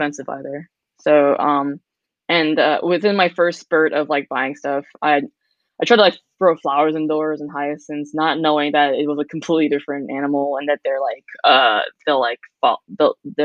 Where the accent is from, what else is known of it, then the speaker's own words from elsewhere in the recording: California, United States; moved away; I grew up in California